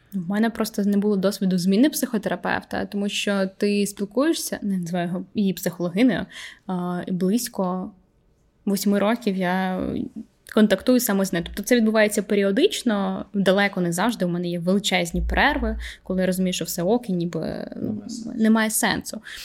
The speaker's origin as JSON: {"language": "Ukrainian", "town": "Vinnytsia", "region": "Vinnytsia Oblast", "country": "Ukraine", "tie": "born or raised there", "moved": "yes", "said": "приїжджаємо там, до Вінниці, до мого рідного міста"}